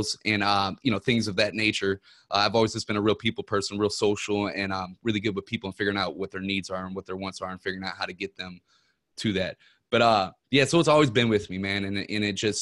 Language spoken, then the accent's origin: English; Ferguson, Missouri, United States; I'm from Ferguson, Missouri